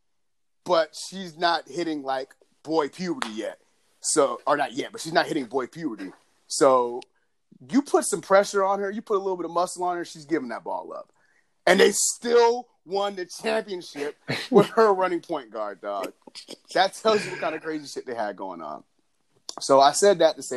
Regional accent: Lilburn, Georgia, United States; we grew up in Lilburn

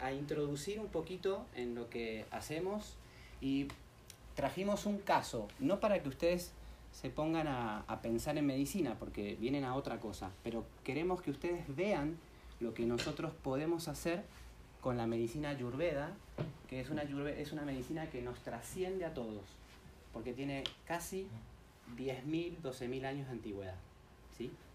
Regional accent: Argentina; soy argentino

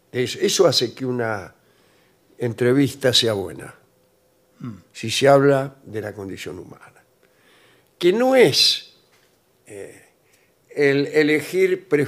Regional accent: Argentina; que me dijo cuáles eran los dos géneros artísticos más originales de la Argentina aquellos que nos revelan como argentinos en 10 segundos.

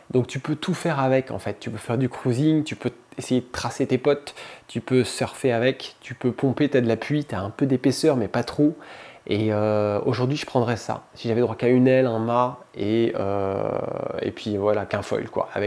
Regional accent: Libreville, Estuaire, Gabon; Mon père faisait du windsurf quand j'étais gamin. J'ai grandi en Afrique, à Libreville. Et, euh, et, puis on était au bord de la mer, la plage, tous les week-ends

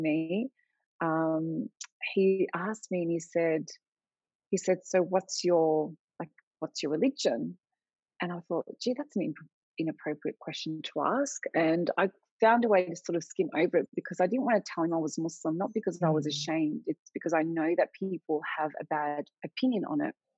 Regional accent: Australia; I'm Australian, but I have Lebanese heritage

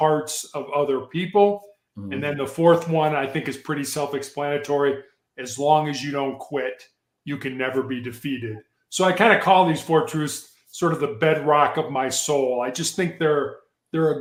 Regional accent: Chicago, Illinois, United States; moved away; When I was growing up in Chicago

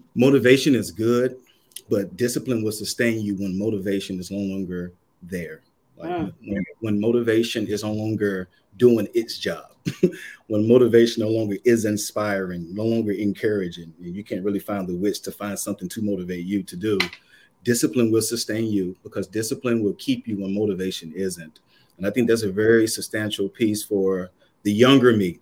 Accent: Kannapolis, North Carolina, United States; moved away as an adult; now in Boston, United States; originally from Kannapolis, North Carolina.

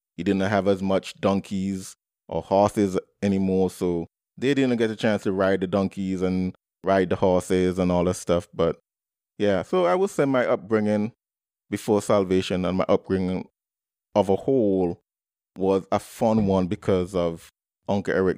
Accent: Antigua & Barbuda; I was born and raised in the Twin Island Nation of Antigua and Barbuda

